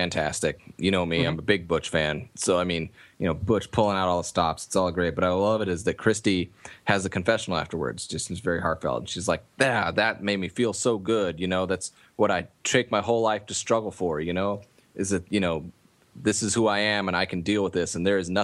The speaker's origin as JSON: {"language": "English", "region": "California", "country": "United States", "said": "I'm from California"}